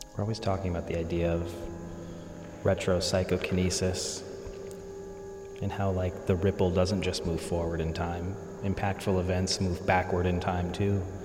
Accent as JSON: {"language": "English", "region": "rural Pennsylvania", "country": "United States", "tie": "born or raised there", "also_born_or_lived": "West Virginia", "said": "I was born in West Virginia, but I grew up in rural Pennsylvania"}